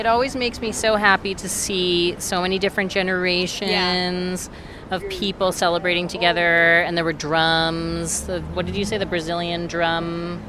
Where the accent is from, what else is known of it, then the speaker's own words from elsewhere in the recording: New York City, New York, United States; I'm from New York